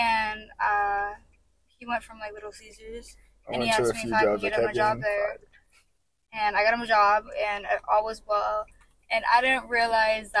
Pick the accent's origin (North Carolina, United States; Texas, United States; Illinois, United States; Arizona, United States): Arizona, United States; Surprise; I'm from Surprise